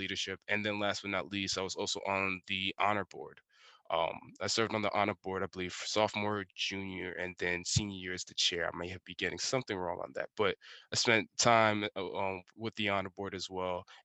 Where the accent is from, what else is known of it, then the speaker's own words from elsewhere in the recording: New York City, New York, United States; also born or lived in Middletown, Delaware; I grew up in Brooklyn, New York, still living there as well